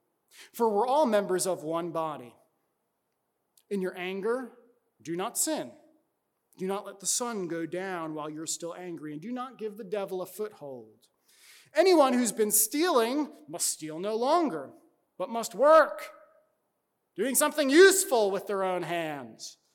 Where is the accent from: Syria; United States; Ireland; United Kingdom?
United States; New York; my home state of New York